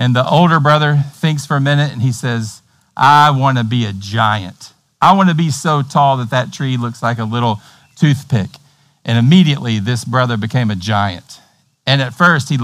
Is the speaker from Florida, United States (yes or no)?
no; Tennessee, United States; accent: hillbilly Tennessee; my hillbilly Tennessee accent